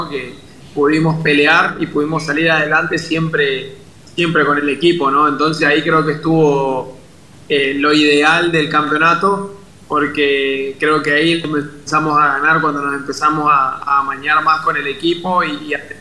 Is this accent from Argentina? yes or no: yes; Puerto Iguazú, Misiones, Argentina; yo soy de Puerto Iguazú